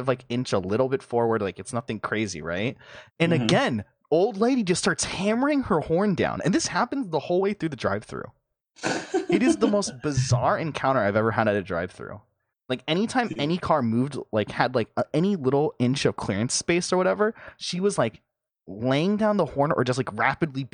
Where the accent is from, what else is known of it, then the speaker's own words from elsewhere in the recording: United States; I'm American